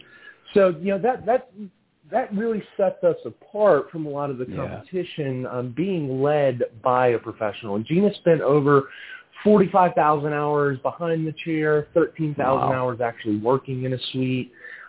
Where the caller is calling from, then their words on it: Atlanta, Georgia, United States; I'm actually calling from Atlanta, Georgia